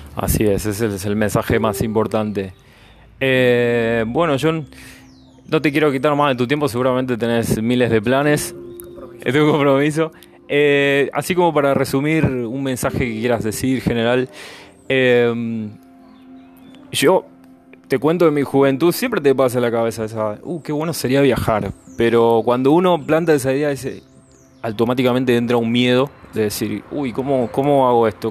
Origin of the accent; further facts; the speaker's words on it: Argentina; moved away as an adult; yo soy argentino, yo hace cuatro años que vivo acá